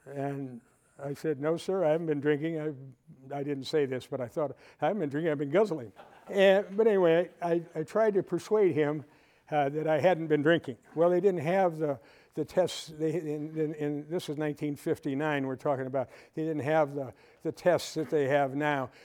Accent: Waukegan, Illinois, United States; moved away as an adult; I was born and raised in Waukegan, Illinois, just about 30 miles north of here

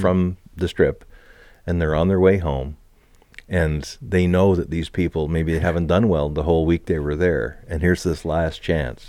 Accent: Canada

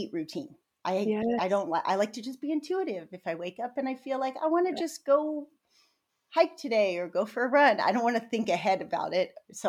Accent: San Diego, California, United States; we're both born and raised in San Diego

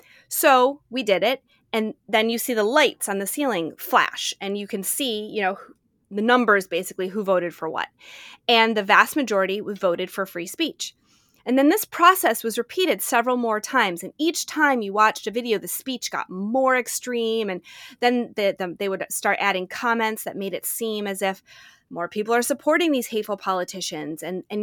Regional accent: United States; I'm an American. I was in law school at the time.

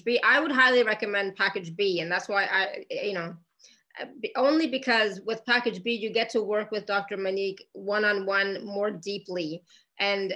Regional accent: Canada; moved away; I come from Canada

